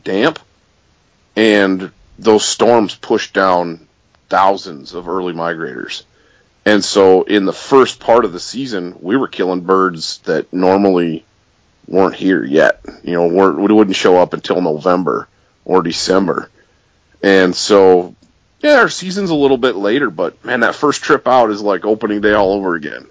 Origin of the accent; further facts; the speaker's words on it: Michigan's Upper Peninsula, United States; I grew up chasing grouse in Michigan's Upper Peninsula